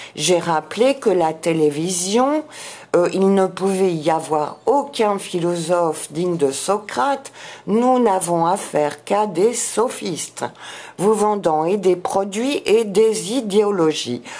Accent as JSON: {"language": "French", "country": "France", "said": "nous sommes français euh, de racine"}